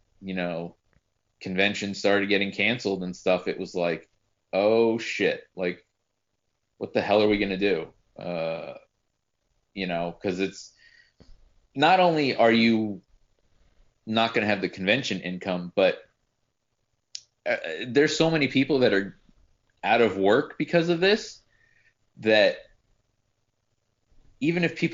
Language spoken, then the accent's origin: English; New Jersey, United States; moved away; I'm from New Jersey